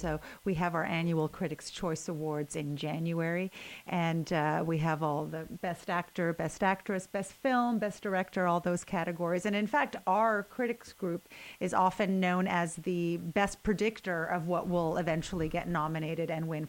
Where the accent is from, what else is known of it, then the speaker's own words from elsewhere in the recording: Canada; first language Ukrainian; English is a second language; moved away as an adult; now in Los Angeles, United States; I was born and raised in Canada